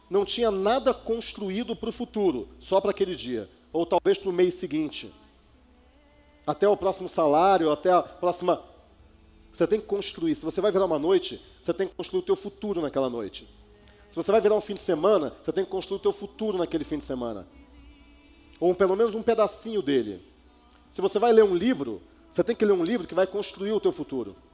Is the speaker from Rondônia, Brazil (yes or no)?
no; Rio de Janeiro, Brazil; now in Campinas, Brazil; Mudei de cidade, vocês devem ter percebido que eu sou do Rio, mas é, quase não dá para perceber, eu já perdi boa parte do sotaque. Né? Mas eu saí de lá, eu saí da outra cidade que eu estava e fui para Campinas, que é a cidade onde eu moro hoje.